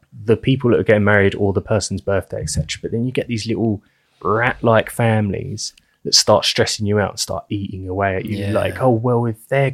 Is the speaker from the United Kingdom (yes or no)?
yes; England, United Kingdom; we're English.